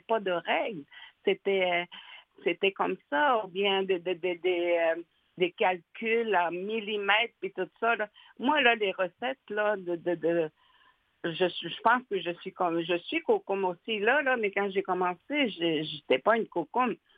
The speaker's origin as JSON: {"language": "French", "town": "Natashquan", "region": "Quebec", "country": "Canada", "tie": "born or raised there", "also_born_or_lived": "Uashat / Pessamit", "moved": "as an adult", "said": "je suis native de Natashquan"}